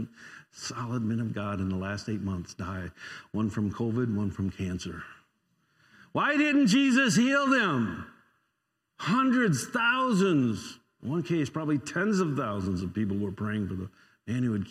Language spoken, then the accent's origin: English; United States; I don't try to pretend not to be an American when I'm in other places because everybody would know it